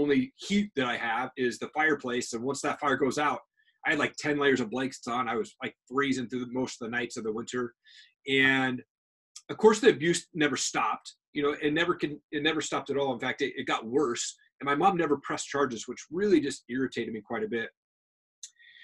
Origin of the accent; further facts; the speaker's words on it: Tri-Cities, Washington, United States; now in Coeur d'Alene, United States; I'm originally from Tri-Cities, Washington, which is probably about 2.5 hours from here. And I grew up in this house